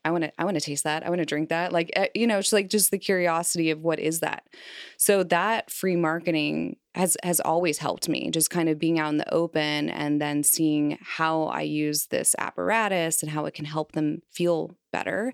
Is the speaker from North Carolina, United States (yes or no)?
no; Kansas City, Missouri, United States; also born or lived in Philadelphia / Los Angeles; now in Cincinnati, United States; I moved from my hometown, Kansas City, Missouri